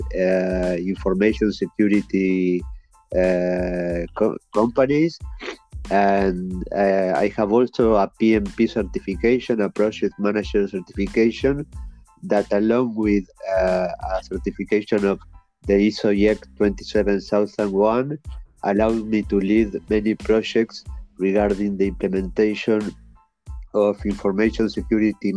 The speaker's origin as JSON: {"language": "English", "country": "Uruguay", "tie": "born or raised there", "said": "I am from Uruguay. I was born in Uruguay"}